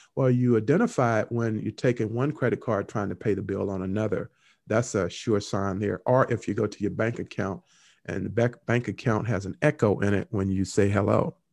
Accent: Henderson, North Carolina, United States; Henderson, North Carolina, my hometown.

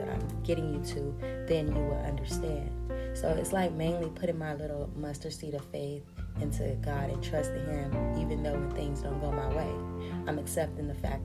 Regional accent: United States; I'm an American

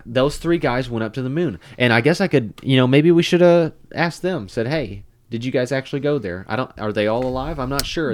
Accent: United States

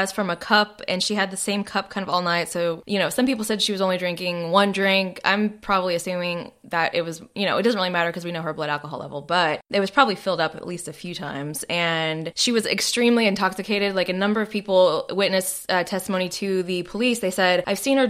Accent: Arlington, Texas, United States; moved away; I grew up in Arlington, Texas

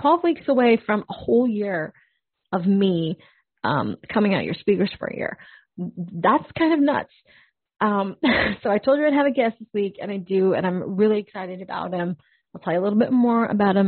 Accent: Canada; as a Canadian, grew up listening

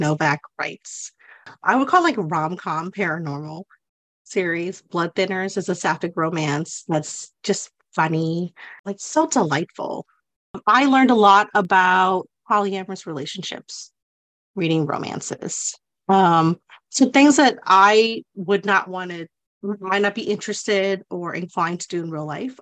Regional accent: the South, United States; growing up in the South

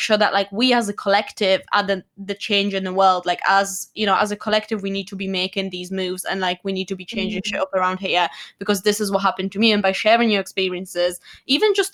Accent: Poland; moved away; I'm Polish, I'm from Poland.

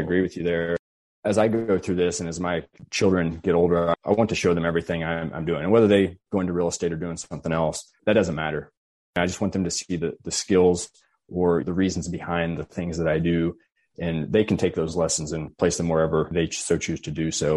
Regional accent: rural Missouri, United States; a fairly rural area of Missouri, close to my hometown.

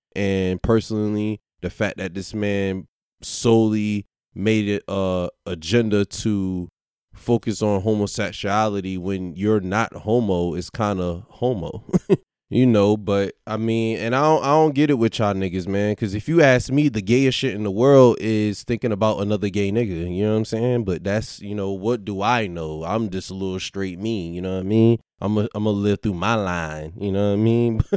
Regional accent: Virginia, United States; growing up in Virginia

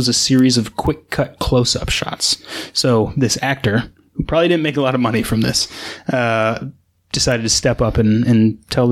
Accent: England, United Kingdom; As an Englishman

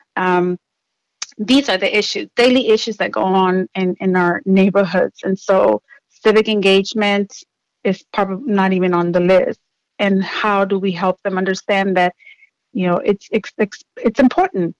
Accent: Houston, Texas, United States; I grew up in Southwest Houston in the 80s

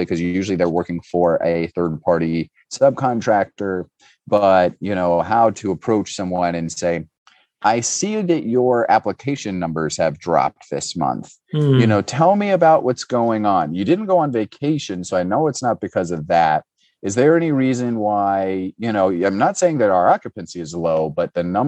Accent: Cincinnati, Ohio, United States; I'm from Cincinnati

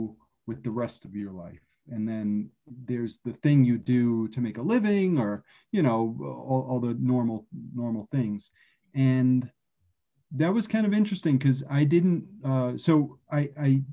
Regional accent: New York City, New York, United States; I'm originally from Brooklyn, born and raised.

